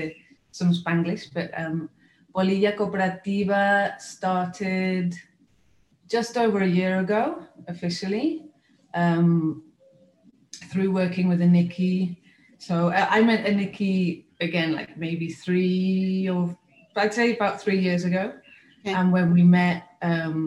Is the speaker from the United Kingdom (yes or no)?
yes; United Kingdom; moved away as an adult; also born or lived in Spain / Mexico; now in Oaxaca, Mexico; I am British, born and raised British from the UK